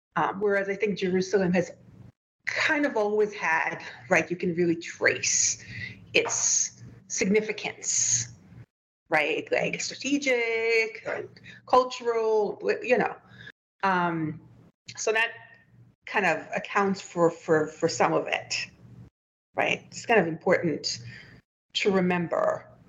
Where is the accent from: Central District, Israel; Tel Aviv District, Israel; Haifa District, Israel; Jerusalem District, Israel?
Tel Aviv District, Israel; Tel Aviv; I grew up in Tel Aviv